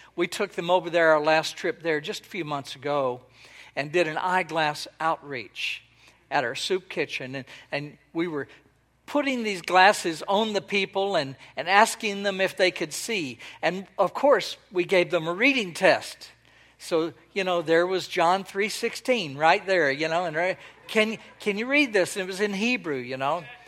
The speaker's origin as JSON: {"language": "English", "region": "Texas", "country": "United States", "tie": "born or raised there", "moved": "yes", "lives_now": "Israel", "said": "I was born and raised in Texas"}